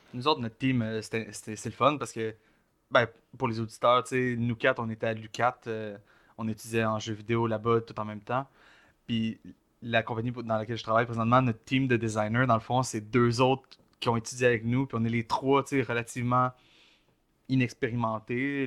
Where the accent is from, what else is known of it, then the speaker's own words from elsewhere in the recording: Joliette, Quebec, Canada; je viens de Joliette, un peu plus, tu rural, dans, dans, le pit de fucking Lanaudière